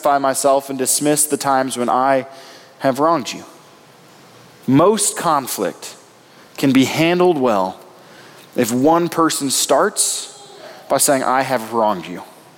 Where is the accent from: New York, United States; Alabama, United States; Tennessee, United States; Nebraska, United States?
Nebraska, United States; moved away; I come from Nebraska